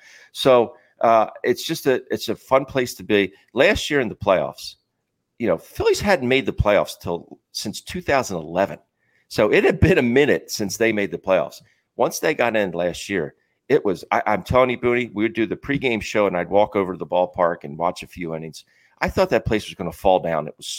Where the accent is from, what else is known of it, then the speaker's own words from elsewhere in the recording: Philadelphia, Pennsylvania, United States; And growing up in this area, I think there's just the passi